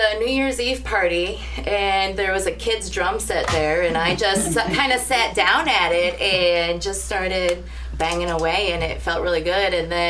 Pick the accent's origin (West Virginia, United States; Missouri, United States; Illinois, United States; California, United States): Missouri, United States; St. Louis; now in Columbia, United States; I'm from Columbia too. Grew up in St. Louis, but been here about 12 years.